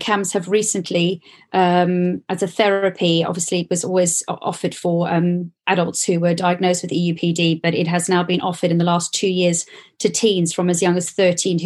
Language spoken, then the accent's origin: English; South Africa; moved away as an adult; now in United Kingdom; I grew up in South Africa, so it's very different to the UK